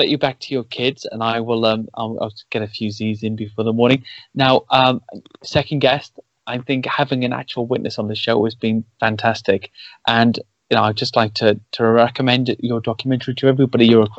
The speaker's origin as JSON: {"language": "English", "town": "Cardiff", "region": "Wales", "country": "United Kingdom", "tie": "born or raised there", "said": "I grew up in Wales, and that's always my excuse for the screwed up accent. But I know it's not really the reason. It just, I always sounded like this. And in my area, they were very, it's Cardiff"}